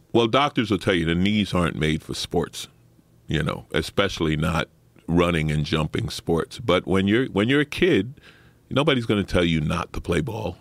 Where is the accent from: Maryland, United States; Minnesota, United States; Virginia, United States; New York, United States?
New York, United States; New York City; I grew up in Saint Albans, Queens, working class